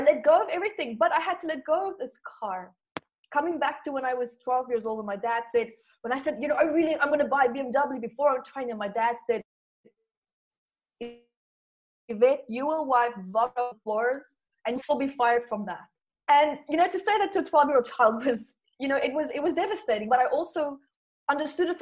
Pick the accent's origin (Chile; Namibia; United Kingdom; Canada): Namibia; moved away; also born or lived in South Africa; I was born there in South Africa and then moved to Namibia with my parents. It was the best childhood that I ever could have imagined.